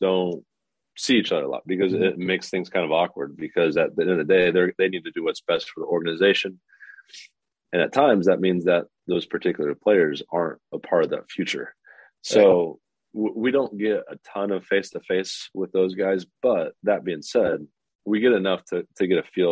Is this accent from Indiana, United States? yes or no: yes; Lafayette, Indiana, United States; I've born and raised in Lafayette, Indiana